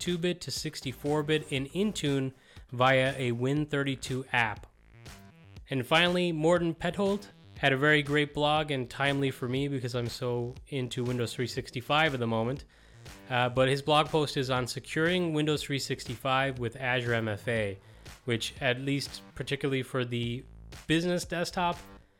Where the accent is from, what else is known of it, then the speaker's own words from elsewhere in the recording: Ireland; As an Irish techie